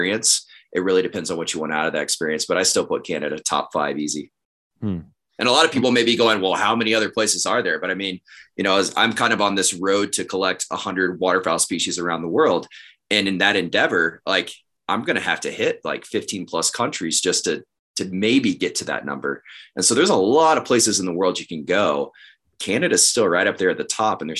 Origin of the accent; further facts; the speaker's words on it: Northeast Texas, United States; also born or lived in Dallas area; now in Bozeman, United States; growing up in Northeast Texas